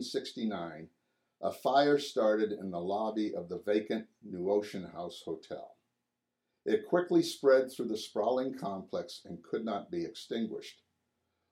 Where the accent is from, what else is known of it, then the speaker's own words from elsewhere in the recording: Swampscott, Massachusetts, United States; moved away as an adult; also born or lived in New Hampshire; I moved away from Swampscott